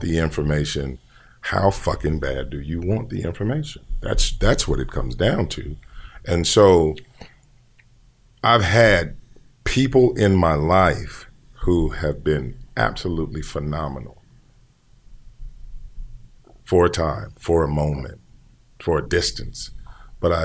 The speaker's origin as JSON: {"language": "English", "town": "Gary", "region": "Indiana", "country": "United States", "said": "I'm from Gary, Indiana"}